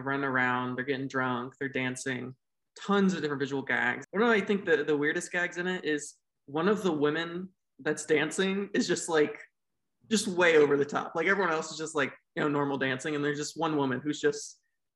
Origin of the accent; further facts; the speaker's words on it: United States; I'm an American